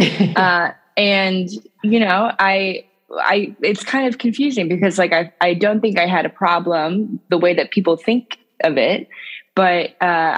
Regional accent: St. Louis, Missouri, United States; now in Albany, United States; I live in New York now, but I'm actually originally from St. Louis, Missouri, so the middle of the U.S.

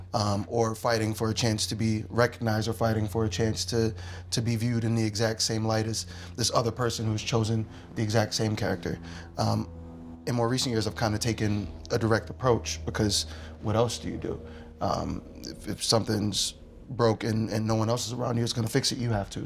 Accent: Philadelphia, Pennsylvania, United States; I'm a Philadelphian

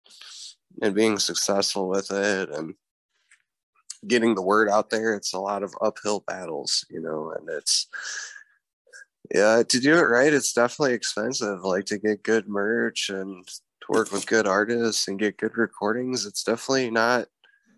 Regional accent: Dubuque, Iowa, United States; growing up in Dubuque

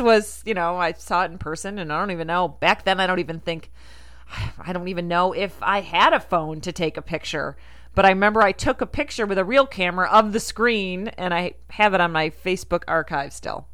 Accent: Rochester, United States; I'm from Rochester

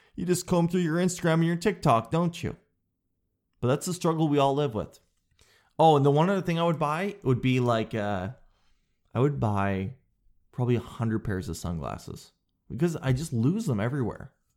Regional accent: Canada; I'm a Canadian guy

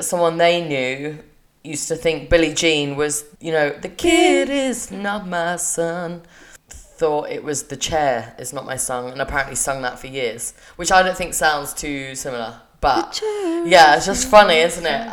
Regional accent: England, United Kingdom; We're from England.

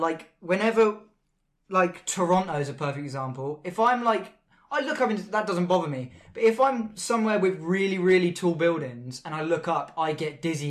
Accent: Southampton, South East England, United Kingdom; Well, I'm from Southampton.

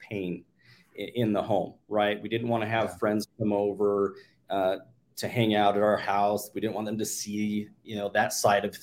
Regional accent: Salt Lake City, Utah, United States; also born or lived in Bountiful, Utah; I was born and raised in Salt Lake City, Utah. Currently live in Bountiful, Utah

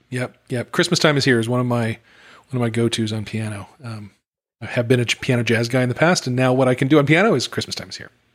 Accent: Utah, United States; I grew up in Utah

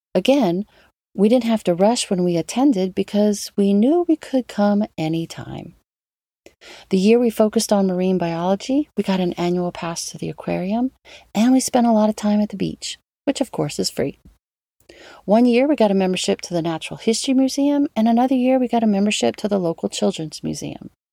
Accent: New Orleans, Louisiana, United States; New Orleans, my hometown

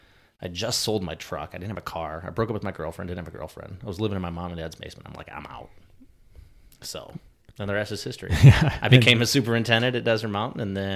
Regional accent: Quad Cities, United States; I grew up in just outside of the Quad Cities, which is Moline, Illinois, Davenport, Iowa, that area.

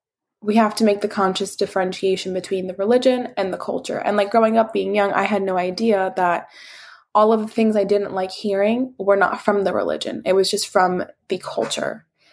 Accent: Iraq; accent: Iraqi; I mean, my accent is pretty like harsh. The Iraqi accent gets a bad rep for being harsh, but I don't find it harsh.

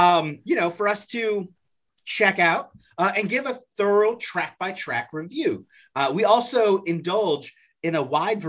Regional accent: United States; I was raised in America.

